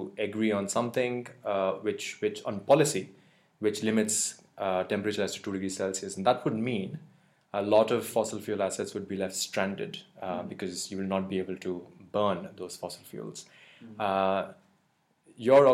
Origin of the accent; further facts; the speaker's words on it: India; moved away; I come from India